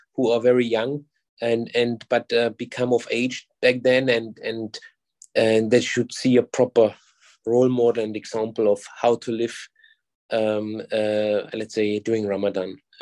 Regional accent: Germany; moved away as an adult; now in Singapore; I'm originally from Germany.

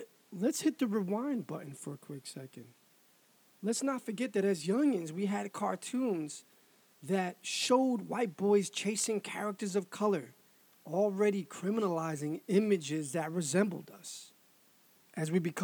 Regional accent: New York City, New York, United States; I was also from Harlem, and at the time it was known as money-making Harlem

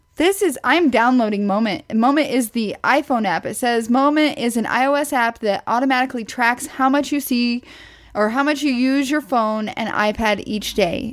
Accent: Midwest, United States; I'm from the Midwest

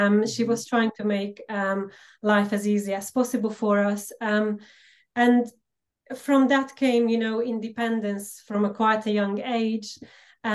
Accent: Slovakia; English is a second language; moved away as an adult; now in United Kingdom; So originally I am from Slovakia. However, my roots go back to Hungary. So I'm Hungarian. And I was born and lived and brought up within a minority in Slovakia

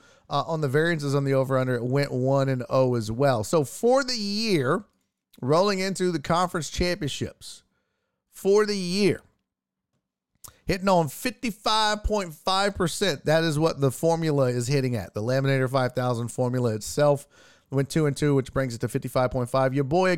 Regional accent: Canada; Mr. Wee said facts, and I'm Canadian. Nobody watches the CFL.

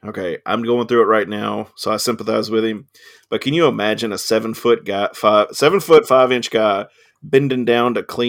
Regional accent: Scottsville, Kentucky, United States; I'm from Scottsville

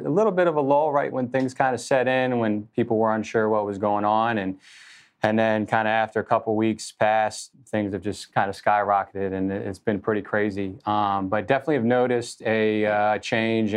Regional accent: Annandale, Virginia, United States; was born and raised in Northern Virginia, grew up in Annandale

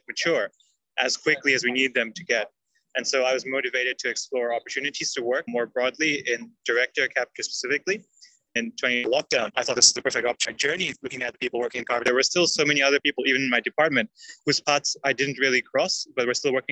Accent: Singapore; moved away as an adult; also born or lived in India; now in United Kingdom; I grew up in Singapore, which is an island country near the equator

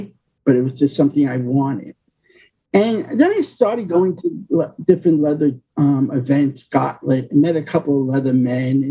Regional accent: New York, United States; moved away; I'm from New York

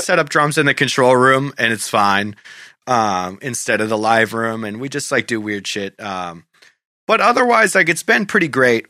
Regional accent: Goffstown, New Hampshire, United States; my hometown, Goffstown

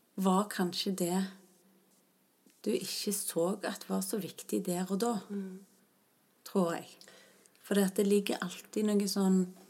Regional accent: Stavanger, Rogaland, Norway; rundt Mosvannet i Stavanger, der jeg vokste opp.

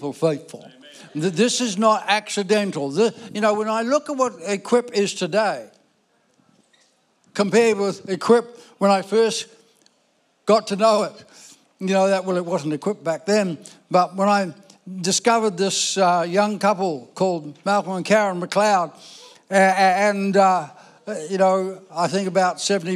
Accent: Ireland; I was born in Ireland, you know, sorry, Irish people, but, you know, so I'm Irish.

